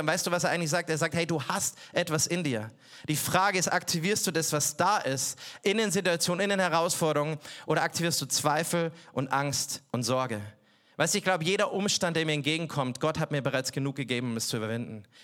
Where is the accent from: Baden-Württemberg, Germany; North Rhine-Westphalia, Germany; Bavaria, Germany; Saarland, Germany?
Bavaria, Germany; Ich komme aus Bayern